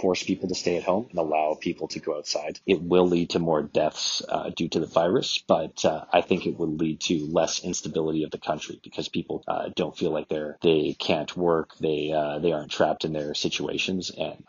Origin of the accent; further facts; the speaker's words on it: Canada; now in São Paulo, Brazil; I am Canadian, and I'm currently living in Sao Paulo, Brazil.